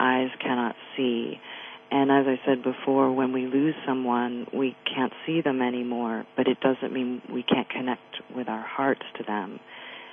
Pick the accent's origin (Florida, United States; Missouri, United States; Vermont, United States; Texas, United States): Vermont, United States; moved away as an adult; I grew up in Vermont, and all of my family and friends are there